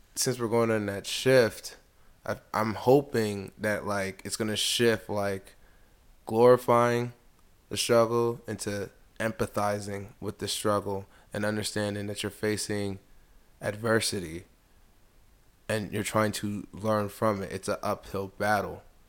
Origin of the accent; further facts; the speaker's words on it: United States; also born or lived in DC area; I was born in America, my family is from Nigeria